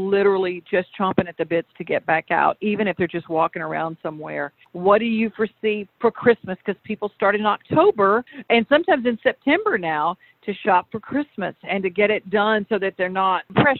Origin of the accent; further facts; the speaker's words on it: Louisiana, United States; now in Tennessee, United States; I'm from Louisiana and I'm so homesick for some.